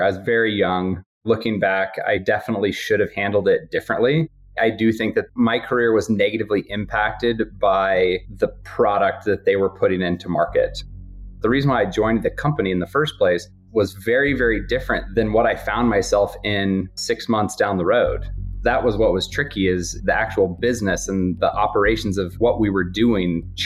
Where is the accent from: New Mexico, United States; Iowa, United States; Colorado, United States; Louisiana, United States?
Colorado, United States; Steamboat Springs; moved away; also born or lived in East Coast; I'm originally from Steamboat Springs. It was fun landing at my home airport to visit some family